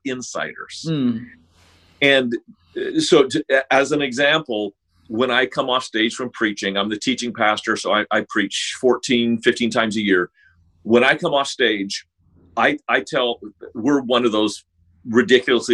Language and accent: English; Sacramento, California, United States; moved away as an adult; I grew up actually in Sacramento, California